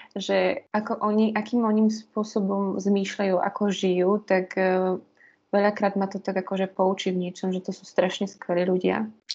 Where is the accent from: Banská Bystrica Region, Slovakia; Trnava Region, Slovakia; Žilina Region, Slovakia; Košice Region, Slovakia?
Žilina Region, Slovakia; Liptovský Hrádok; now in Bratislava, Slovakia; ja som z Liptovského hrádku, z takého krásneho kraja Liptova